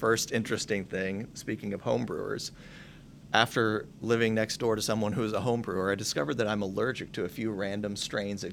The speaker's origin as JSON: {"language": "English", "region": "North Texas", "country": "United States", "tie": "born or raised there", "also_born_or_lived": "Washington, D.C. / Beijing, China", "moved": "as an adult", "said": "I grew up in North Texas until it was time to go to college"}